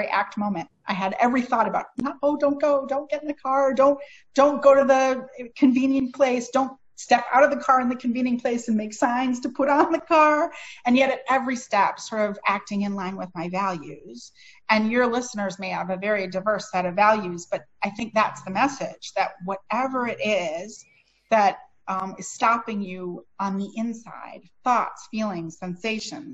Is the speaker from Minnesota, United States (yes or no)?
yes; Minneapolis, Minnesota, United States; now in St. Paul, United States; I'm from the Twin Cities. My hometown is Minneapolis, and now I live in the city next door, St. Paul